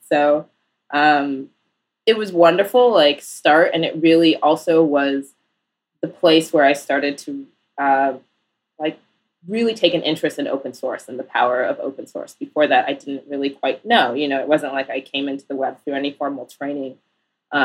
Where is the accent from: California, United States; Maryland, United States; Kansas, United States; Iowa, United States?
Iowa, United States; Iowa City; also born or lived in Portland / Northampton, Massachusetts; now in New York, United States; I grew up in Iowa City, Iowa, primarily.